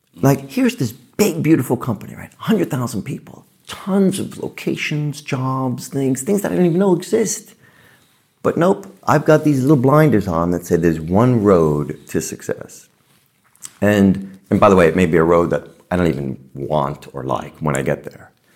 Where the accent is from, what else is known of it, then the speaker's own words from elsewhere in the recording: New York City, New York, United States; I grew up in the Bronx, with, you know, lower middle class parents